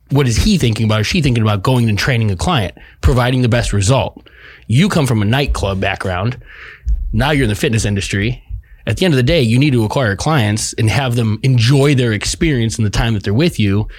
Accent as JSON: {"language": "English", "town": "Chicago", "region": "Illinois", "country": "United States", "tie": "born or raised there", "said": "I grew up in Chicago, the house music scene"}